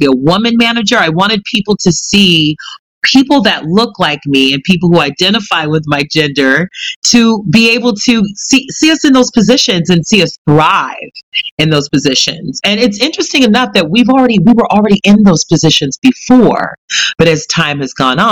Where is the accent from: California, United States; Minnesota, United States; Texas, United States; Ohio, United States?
California, United States; moved away as an adult; now in New York, United States; And I'm originally from California